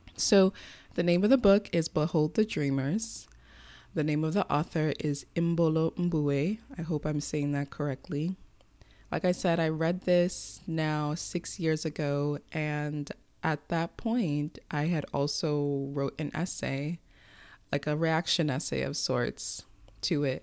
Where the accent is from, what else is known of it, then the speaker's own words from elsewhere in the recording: United States; as an American citizen writing this, especially with the country we live